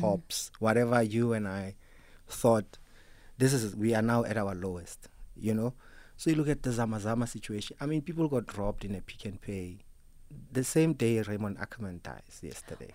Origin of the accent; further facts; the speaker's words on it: Free State, South Africa; I come from the Free State